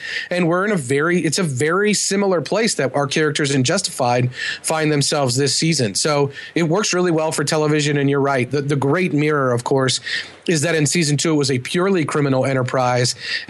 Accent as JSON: {"language": "English", "region": "Kentucky", "country": "United States", "tie": "born or raised there", "said": "in my home state of Kentucky"}